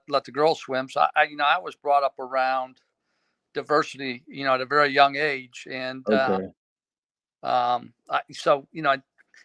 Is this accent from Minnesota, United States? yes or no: no; Aurora, Illinois, United States; I grew up in Aurora my entire life.